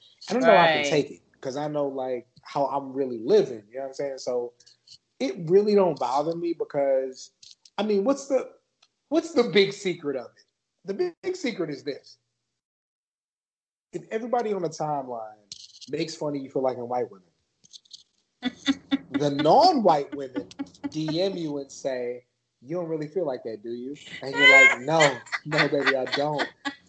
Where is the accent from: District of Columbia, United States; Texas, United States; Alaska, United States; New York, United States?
Texas, United States; San Antonio; born or raised there